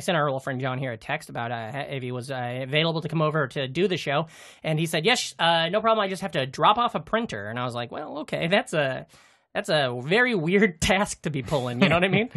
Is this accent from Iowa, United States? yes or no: yes; Iowa, United States; we're from Iowa